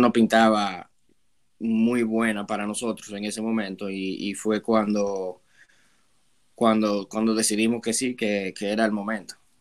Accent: Santo Domingo, Dominican Republic; moved away as an adult; also born or lived in Prince Albert, Canada; now in Canada; vengo desde República Dominicana, de la ciudad de Santo Domingo

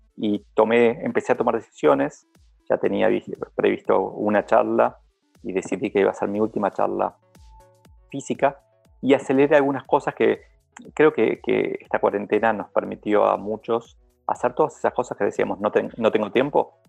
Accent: Argentina; como argentino

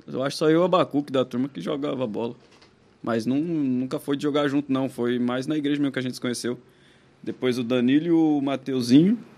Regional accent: Campinas, São Paulo, Brazil; Eu sou de Campinas, nasci em Campinas.

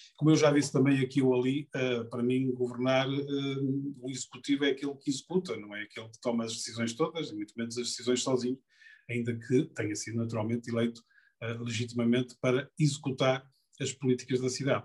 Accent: Porto, Norte, Portugal; eu sou do Porto, nasci no Porto, vivi no Porto, vivo no Porto

